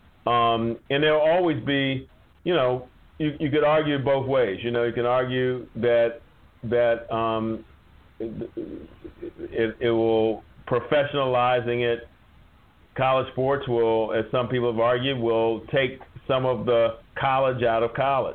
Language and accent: English; Wichita, Kansas, United States; I was born in Wichita, Kansas